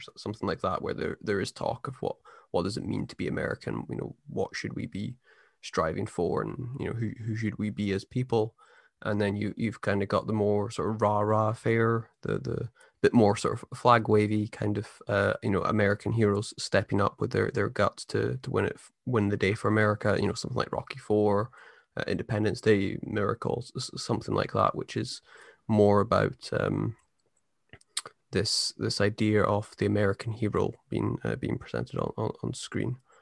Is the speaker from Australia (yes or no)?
no; United Kingdom; I'm a British person